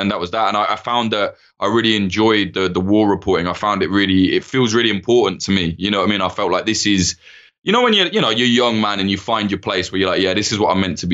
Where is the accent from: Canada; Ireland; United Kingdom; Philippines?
United Kingdom; Midlands; moved away as an adult; I'm from some shithole in the Midlands where it's just dead.